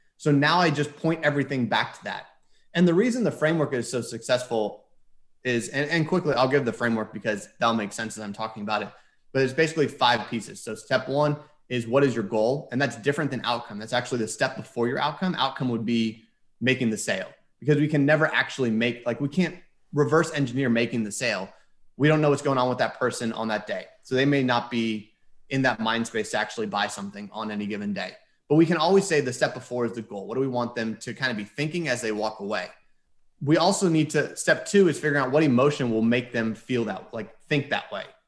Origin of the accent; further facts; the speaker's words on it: Houston, Texas, United States; moved away as an adult; also born or lived in Philadelphia; I grew up in Houston